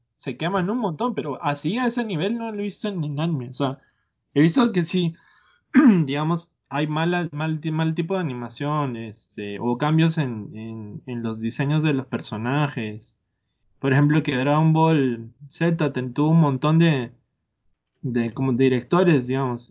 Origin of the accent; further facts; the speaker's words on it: Peru; now in San José, Costa Rica; yo soy de allá, soy peruano.